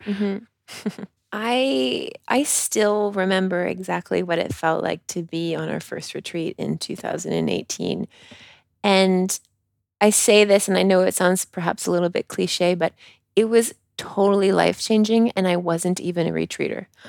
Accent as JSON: {"language": "English", "country": "Canada", "accent": "Canadian", "moved": "yes", "lives_now": "France"}